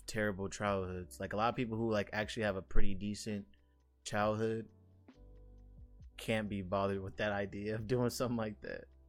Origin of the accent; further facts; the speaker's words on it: United States; I'm an American